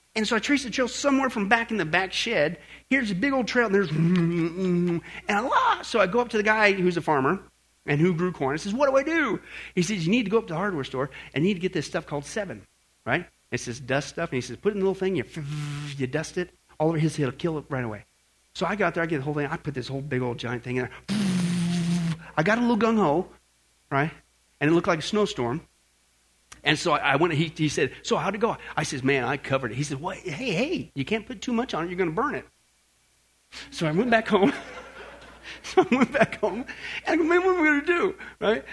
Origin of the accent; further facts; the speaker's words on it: Kansas, United States; moved away; also born or lived in Northern California; Growing up in Kansas